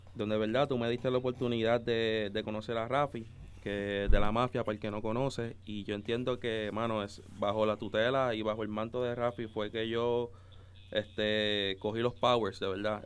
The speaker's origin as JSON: {"language": "Spanish", "country": "Puerto Rico", "also_born_or_lived": "Dominican Republic", "said": "yo básicamente soy de Puerto Rico madre dominicana, este, papá puertorriqueño. Este, yo los primeros años de mi vida me crié en República Dominicana."}